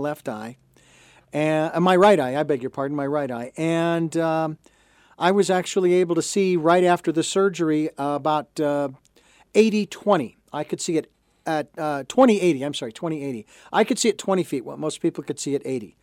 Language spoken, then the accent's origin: English; Phoenix, Arizona, United States; I lived, born and raised in Phoenix, Arizona.